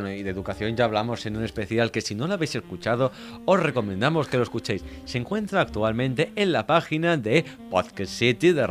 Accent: Russia; Spanish is a second language; como ruso yo creo que es verdad que es un tema de política muy, eh, ¿cómo decirlo?, delicado

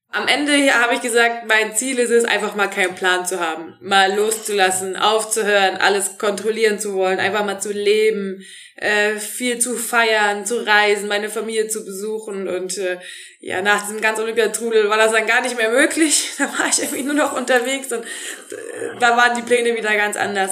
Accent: North Rhine-Westphalia, Germany; moved away as an adult; now in Black Forest, Germany; in meiner Heimat im Rheinland, äh, in Neuss und Krefeld

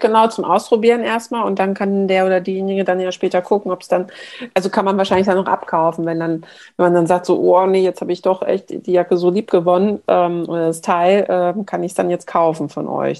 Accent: Hamburg, Germany; Bei uns in Hamburg

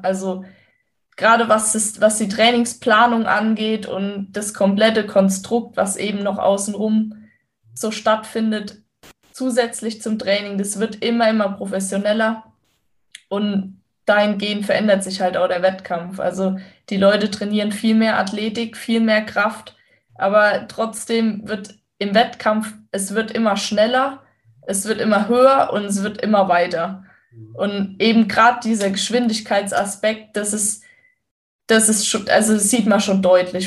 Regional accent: western Germany, Germany; da, wo ich aufgewachsen bin

